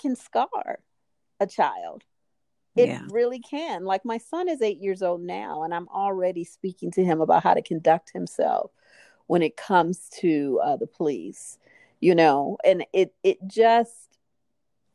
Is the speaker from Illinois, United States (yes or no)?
yes; Chicago, Illinois, United States; also born or lived in New Orleans, Louisiana; now in Santa Clarita, United States; I'm from Chicago originally, mm. from the south side of Chicago